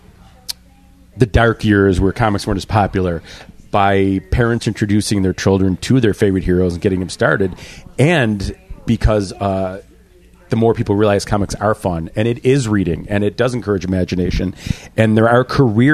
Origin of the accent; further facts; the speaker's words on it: Buffalo, New York, United States; We're from Buffalo